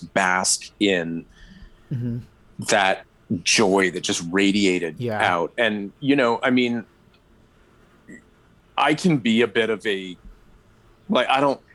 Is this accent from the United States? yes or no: no; Atlantic Canada, Canada; also born or lived in Moncton, New Brunswick; I grew up in Atlantic Canada